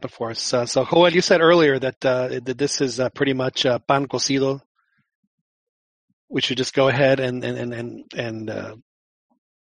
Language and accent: English; Mexico City, Mexico; moved away; I grew up in Mexico City